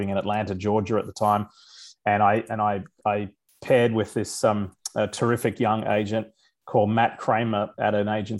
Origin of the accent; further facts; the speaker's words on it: Queensland, Australia; moved away as an adult; now in United States; growing up in Australia, I was around a lot of mates who played rugby